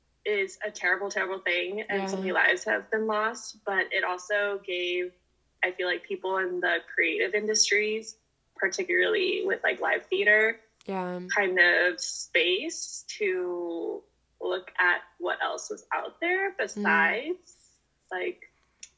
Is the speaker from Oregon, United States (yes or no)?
no; Bay Area, California, United States; moved away as an adult; now in New York, United States; I am from the Bay Area in California, and I moved to New York in September of 2021. Originally to go to graduate school.